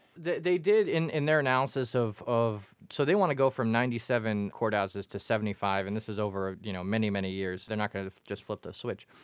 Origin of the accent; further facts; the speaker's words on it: Quincy, Massachusetts, United States; I grew up in Quincy and the Quincy courthouse